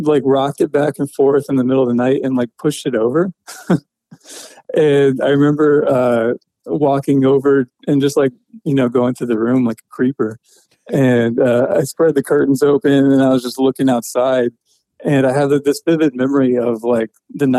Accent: Atlanta, Georgia, United States; I was born in Atlanta and lived with my mom for a while

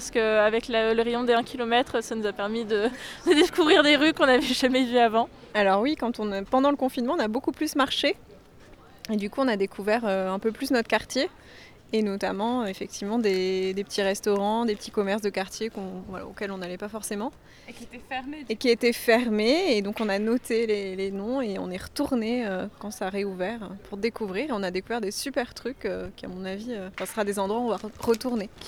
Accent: Spain; Rien n'a changé pour nous, non. On est espagnol et rien n'a changé.

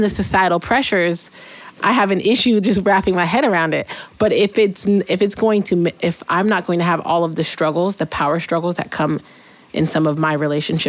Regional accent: Pacific Northwest, United States; I've been in the Pacific Northwest my whole life

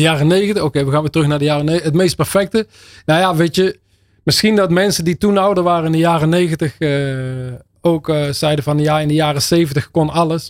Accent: Netherlands; accent: zachte G; first language Dutch; geboren en getogen in Nederland, opgevoed in, eh, opgegroeid in de Nederlandse taal

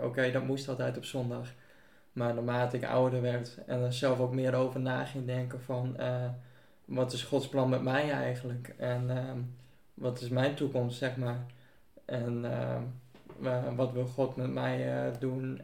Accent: Buitenpost, Friesland, Netherlands; heb mijn hele leven al in buitenpost gewoond

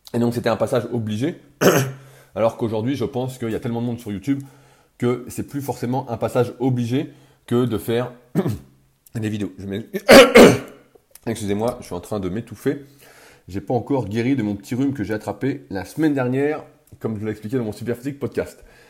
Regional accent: France; accent: French; mon accent français

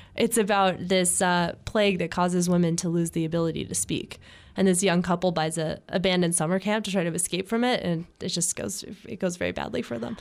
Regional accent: Los Angeles, California, United States; I grew up in the Hollywood Hills

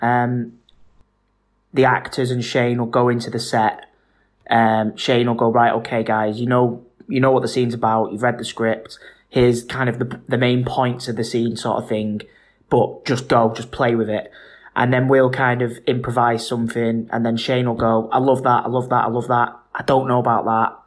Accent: Manchester, North West England, United Kingdom; I'm a Mancunian

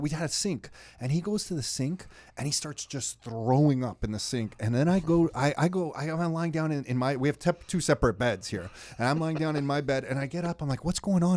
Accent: Canada; we're from Canada

